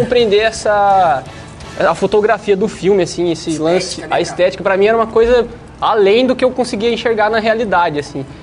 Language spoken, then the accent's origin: Portuguese; Taubaté, São Paulo, Brazil; moved away; lá na minha terra, Taubaté.